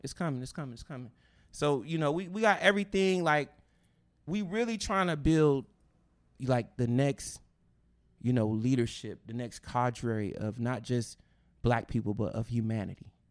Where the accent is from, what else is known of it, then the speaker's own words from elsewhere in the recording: West Coast, United States; I'm from the West Coast